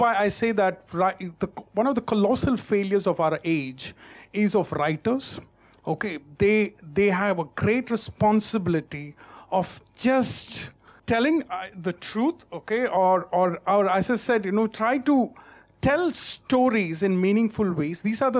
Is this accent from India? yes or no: yes; South India, India; I'm from the South